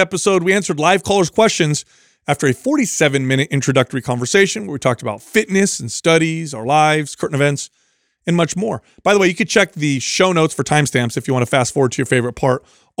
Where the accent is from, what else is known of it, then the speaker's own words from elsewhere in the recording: Bay Area, California, United States; I grew up in the Bay Area